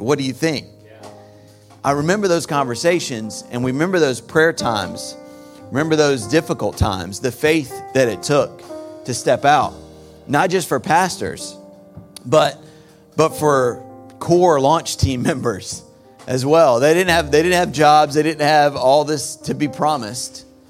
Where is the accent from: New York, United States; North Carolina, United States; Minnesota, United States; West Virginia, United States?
North Carolina, United States; I'm from North Carolina, so you're gonna get a few y'alls